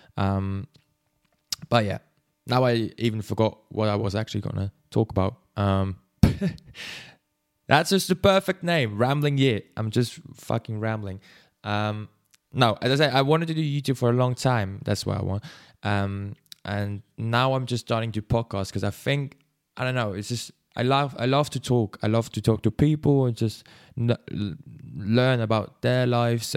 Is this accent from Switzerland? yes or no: yes; Switzerland; English is a second language; I am from Switzerland, so that's why my English is probably not the best